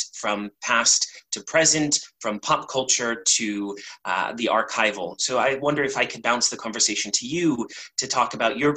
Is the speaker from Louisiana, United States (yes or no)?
no; Los Angeles, California, United States; Growing up in Los Angeles during the outbreak of AIDS